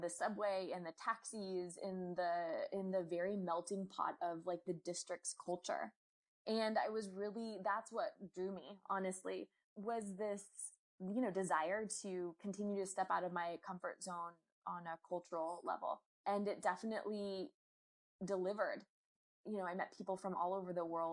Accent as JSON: {"language": "English", "town": "Durham", "region": "North Carolina", "country": "United States", "tie": "born or raised there", "also_born_or_lived": "Washington, D.C.", "moved": "as an adult", "said": "my hometown"}